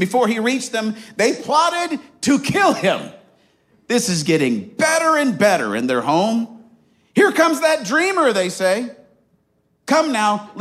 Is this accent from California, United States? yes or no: no; Arizona, United States; moved away; also born or lived in Marion, Indiana; I grew up in Arizona, loved Arizona, still love Arizona.